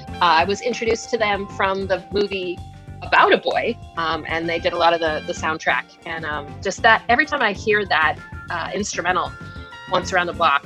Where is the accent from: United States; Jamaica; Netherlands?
United States; San Jose, California; I was born in San Jose, California.